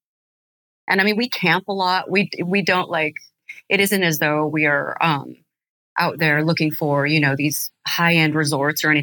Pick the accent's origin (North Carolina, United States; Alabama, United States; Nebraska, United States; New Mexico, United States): New Mexico, United States; Albuquerque; I'm from Albuquerque, New Mexico